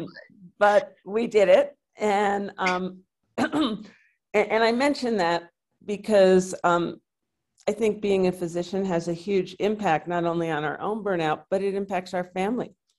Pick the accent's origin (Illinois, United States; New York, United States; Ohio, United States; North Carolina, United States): New York, United States; New York City; moved away as an adult; now in New Mexico, United States; I grew up in New York City and met my husband on a blind date there.